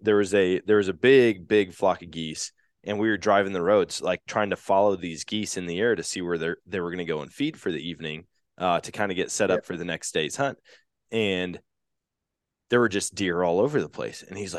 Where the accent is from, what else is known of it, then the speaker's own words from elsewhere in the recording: Wisconsin, United States; But growing up in Wisconsin, man, I'm used to hunting big body deer.